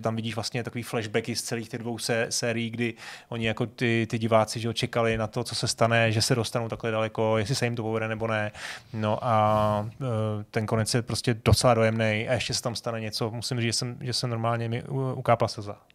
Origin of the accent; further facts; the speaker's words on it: Prague, Czechia; já jsem z Vršovic